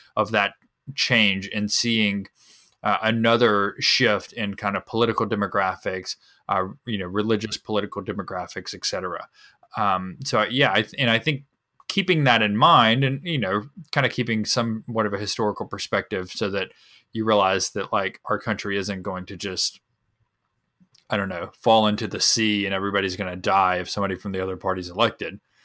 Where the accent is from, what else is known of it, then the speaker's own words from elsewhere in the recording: North Carolina, United States; moved away; I'm from North Carolina